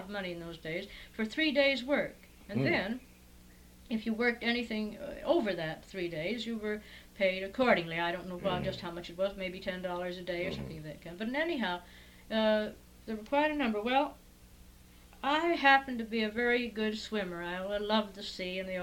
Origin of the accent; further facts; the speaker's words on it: Santa Barbara, California, United States; I was born in Santa Barbara